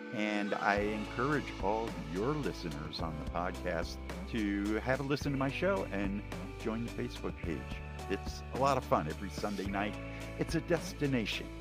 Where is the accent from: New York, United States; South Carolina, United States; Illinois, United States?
New York, United States; now in Southern California, United States; I was from New hmm. York